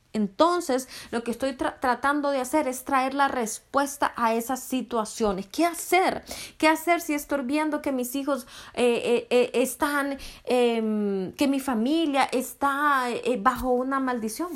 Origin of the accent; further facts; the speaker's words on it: Honduras; soy de Honduras.